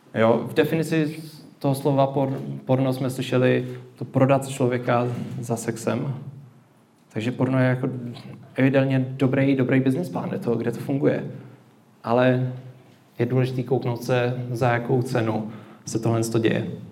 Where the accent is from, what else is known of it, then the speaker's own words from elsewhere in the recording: Czechia; My jako Češi